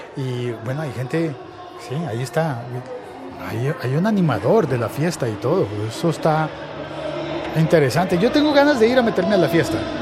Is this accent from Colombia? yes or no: yes; Colombia